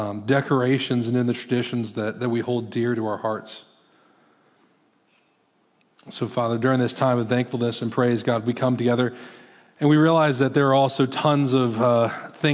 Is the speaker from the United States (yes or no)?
yes; Iowa, United States; moved away; I'm from Iowa originally